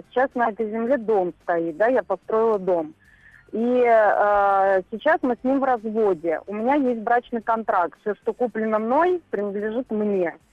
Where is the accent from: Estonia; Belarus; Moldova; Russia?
Russia; Moscow; из Москвы.